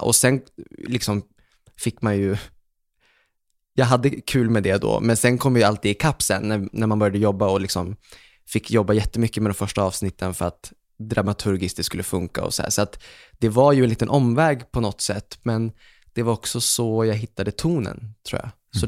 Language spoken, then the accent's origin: Swedish; Umeå, Västerbotten County, Sweden; moved away; jag var hemma i Umeå, minns jag. Och så satt jag hemma med pappa